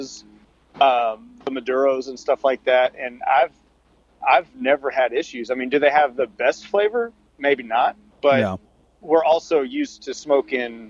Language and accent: English; Tyler, Texas, United States; moved away; I'm actually from East Texas, which is where Longview's at. I'm from actually from a town called Tyler